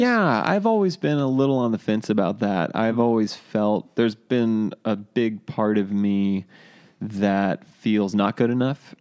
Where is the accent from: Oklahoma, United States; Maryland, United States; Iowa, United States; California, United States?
California, United States; Cambria; moved away as an adult; also born or lived in San Luis Obispo, California / Norway; that's my hometown